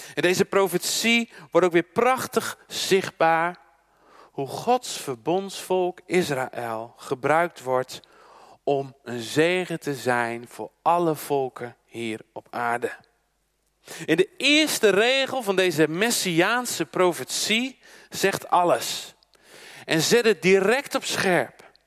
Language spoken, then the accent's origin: Dutch; Netherlands; Als Nederlanders, we zijn een schaatsland